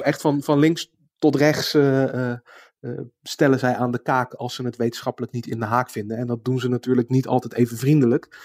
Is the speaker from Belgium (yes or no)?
no; Netherlands; als Nederlander